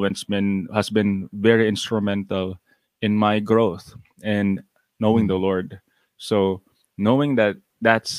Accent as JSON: {"language": "English", "town": "Cagayan de Oro", "region": "Northern Mindanao", "country": "Philippines", "said": "I'm from Cagayan de Oro City. That's in northern Mindanao"}